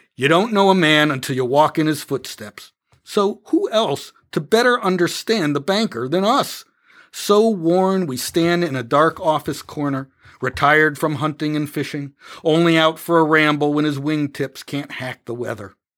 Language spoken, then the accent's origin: English; Canton, Connecticut, United States; born or raised there